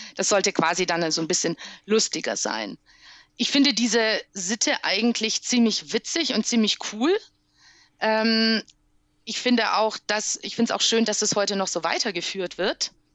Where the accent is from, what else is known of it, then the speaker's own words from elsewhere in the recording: Criț, Transylvania, Romania; accent: Transylvanian Saxon (Deutschkreuz dialect); now in Germany; Auf Siebenbürger Sächsisch im Deutschkreuzer Dialekt